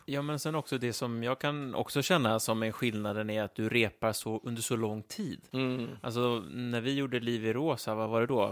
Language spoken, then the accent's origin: Swedish; Stockholm, Stockholm County, Sweden; oss som kommer från Stockholm